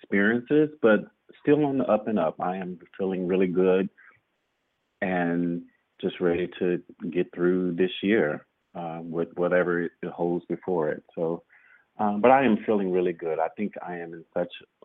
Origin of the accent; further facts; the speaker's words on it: Shreveport, Louisiana, United States; moved away; Louisiana is my home state, but Lake Charles is not where I'm from. I'm from Shreveport, which is 3 hours northwest of the state